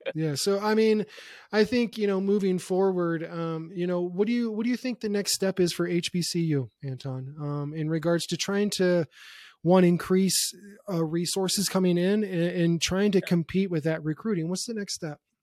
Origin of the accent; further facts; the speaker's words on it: Youngstown, Ohio, United States; being born and raised in Youngstown, Ohio